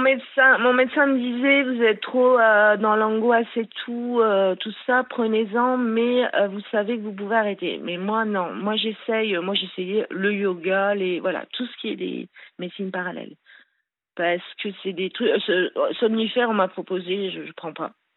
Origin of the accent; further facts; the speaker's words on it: Le Grand-Bornand, Auvergne-Rhône-Alpes, France; je suis née au Grand Bornand, disons à Annecy, ceux qui connaissent. Euh, donc voilà, j'ai eu euh, une enfance euh, assez super quoi, en montagne.